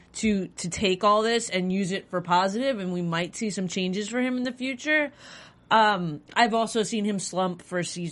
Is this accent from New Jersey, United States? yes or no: no; New York, United States; As a New Yorker